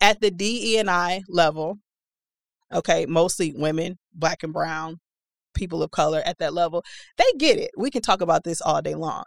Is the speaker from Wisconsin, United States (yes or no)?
yes; Milwaukee, Wisconsin, United States; moved away as an adult; also born or lived in Tulsa; I'm eighteen, I've never been outside of Milwaukee